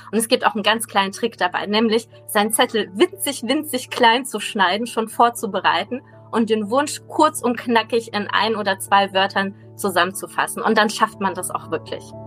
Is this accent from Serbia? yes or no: no; Russia; moved away; Ich bin nämlich gebürtige Russin